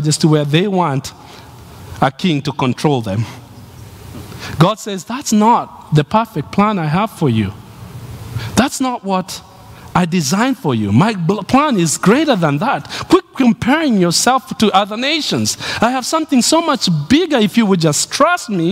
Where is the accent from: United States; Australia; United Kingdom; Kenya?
Kenya; Nairobi; moved away as an adult; the city I was born